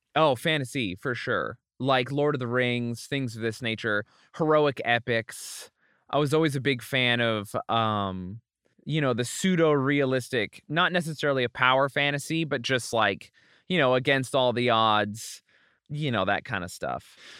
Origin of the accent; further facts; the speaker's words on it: Utah, United States; also born or lived in Springfield, Oregon / California; I was born in Springfield, Oregon. I was raised partially in California and then mostly in Utah, in this tiny town in the middle of nowhere, Utah